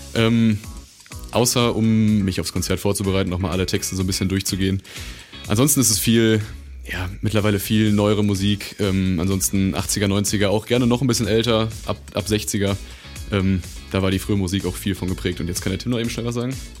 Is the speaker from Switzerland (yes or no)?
no; Dinslaken, North Rhine-Westphalia, Germany; wir kommen aus Dienstlagen